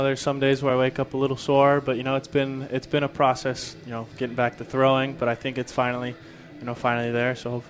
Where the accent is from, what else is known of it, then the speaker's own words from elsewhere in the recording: Southern California, United States; I'm from Southern California, so that heat, I'm used to it